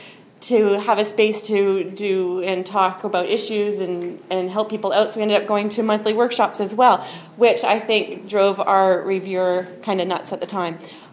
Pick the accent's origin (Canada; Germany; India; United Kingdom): Canada; Vancouver, British Columbia; now in Ottawa, Canada; I am from the Ottawa area. Originally, I'm from Vancouver, and then I moved to Ottawa for school, and it was kind of nice and cheaper than Vancouver, so I stuck around.